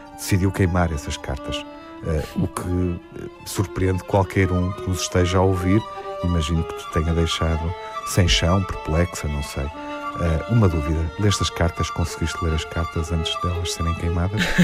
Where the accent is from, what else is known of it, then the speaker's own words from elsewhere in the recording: Portugal; enquanto portugueses